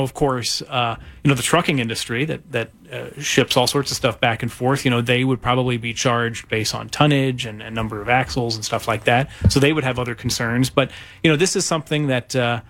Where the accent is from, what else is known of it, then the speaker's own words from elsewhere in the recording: East Coast, United States; moved away; what I grew up with on the East Coast